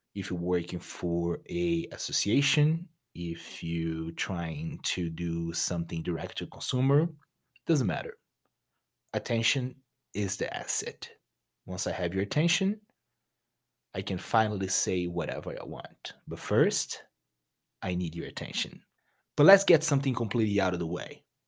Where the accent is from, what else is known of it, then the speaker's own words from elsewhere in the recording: Rio de Janeiro, Brazil; English is a second language; moved away as an adult; now in United States; I'm originally from Brazil. from a beautiful city called Rio de Janeiro